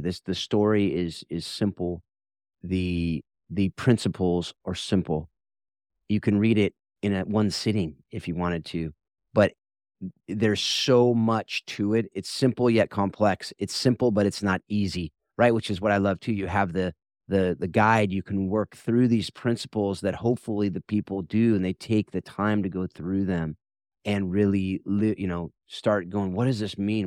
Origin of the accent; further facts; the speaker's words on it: Mission Viejo, California, United States; I grew up in Mission Viejo, so it's right there in its, in the backyard.